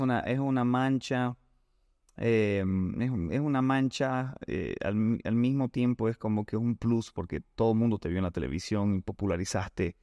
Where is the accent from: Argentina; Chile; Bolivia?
Bolivia; aquí en Bolivia, en mi tierra